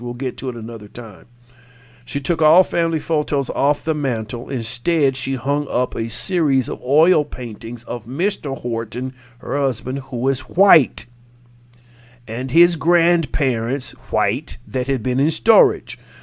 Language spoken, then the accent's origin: English; Jacksonville, Florida, United States; in my hometown, eh, which is one of the more, uh, lenient areas of, uh, that speaking to this racial inequity, and it's always been that way since the Confederacy, Jacksonville, Florida